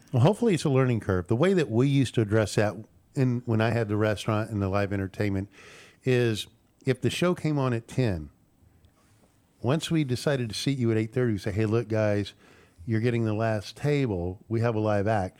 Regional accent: Houston, Texas, United States; also born or lived in Montana; now in Lake Conroe, United States; I grew up in Houston, went to Montana for twenty years

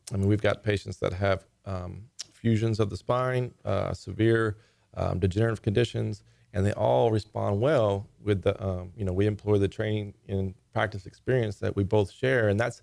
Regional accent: Texas, United States; This is my hometown, and it's just such a great environment for my family

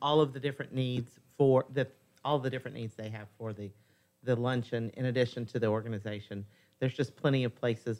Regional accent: Conroe, Texas, United States; moved away; "So where are you from originally?" I said, "Conroe."

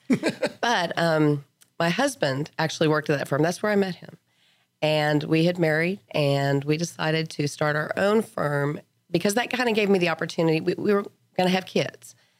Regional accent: Lubbock, Texas, United States; moved away as an adult; I grew up in Lubbock

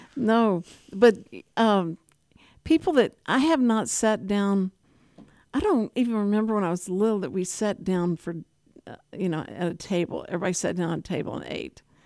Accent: Texas, United States; I was from Texas

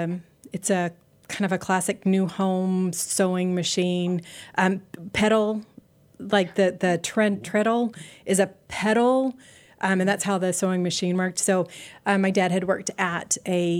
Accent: Lubbock, Texas, United States; I grew up in Lubbock, Texas

